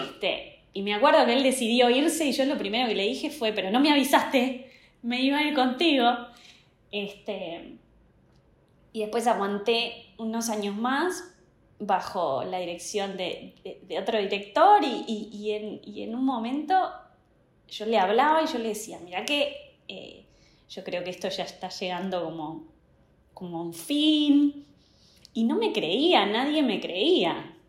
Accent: Uruguay; also born or lived in United States; soy uruguaya, tengo casi 43 años.

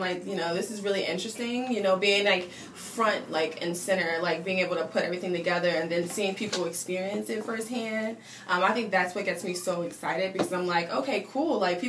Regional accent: Philadelphia, Pennsylvania, United States; also born or lived in Burlington, New Jersey; So I was born in New Jersey, but I lived in Philadelphia for, like, forever.

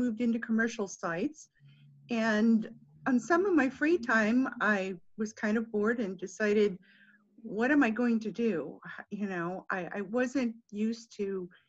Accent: West Covina, California, United States; moved away as an adult; also born or lived in Los Angeles; now in Chino Hills, United States; I was born in Los Angeles and moved to West Covina, where I was there till probably about 2007

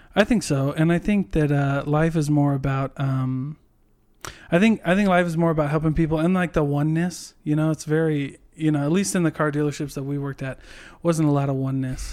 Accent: Iowa, United States; moved away; I go visit my family 'cause I'm from Iowa

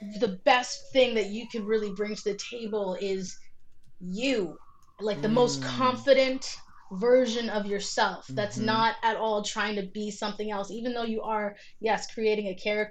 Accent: Vancouver, British Columbia, Canada; I grew up in Vancouver where there's not a ton of black people

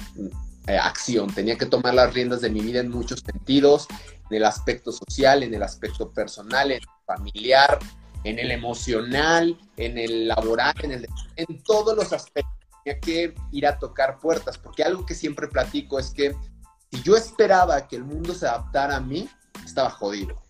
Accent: Durango, Mexico; also born or lived in Salamanca, Guanajuato; llegué aquí muy pequeño, de meses, y realmente todo mi desarrollo fue aquí en la ciudad de Durango

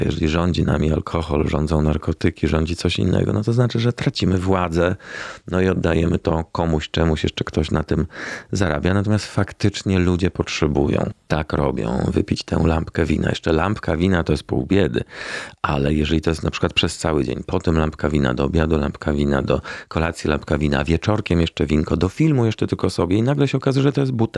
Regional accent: Warsaw, Masovian Voivodeship, Poland; Powiedzmy, od trzeciego roku życia w Warszawie i urodziłem się w Warszawie

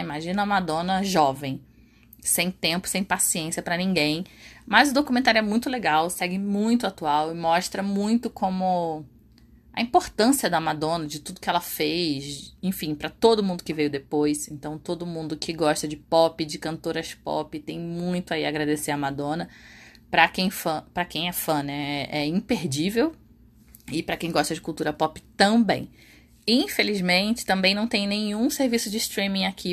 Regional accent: Rio de Janeiro, Brazil; lá no Rio de Janeiro na minha terra

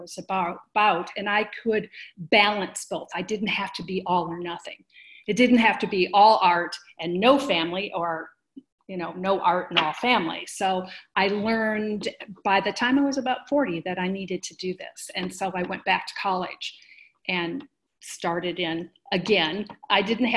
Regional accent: a suburb outside of Detroit, Michigan, United States; moved away as an adult; now in Colorado, United States; I grew up in Michigan, a suburb outside of Detroit

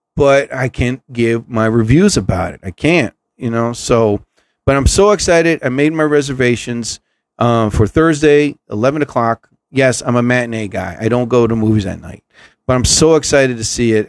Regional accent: New Jersey, United States; I'm from New Jersey

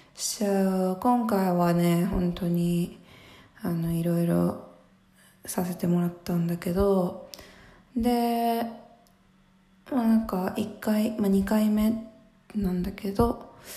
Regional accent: Mie, Japan; moved away; 私普通にすごい三重県のすごい何もないとこ出身

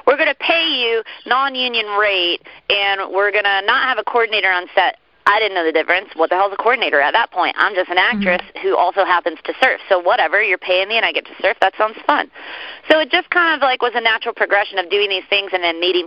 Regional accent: Orlando, Florida, United States; growing up in Florida, we're kind of backwood folks

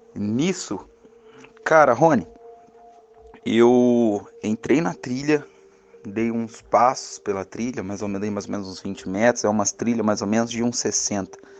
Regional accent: Caxambu, Minas Gerais, Brazil; sou mineiro, natural de Caxambu, Minas Gerais

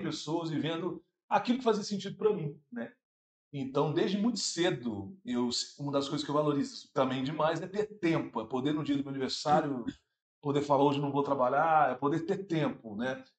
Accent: Santa Luzia, Minas Gerais, Brazil; vim lá de Santa Luzia, no bairro Primida

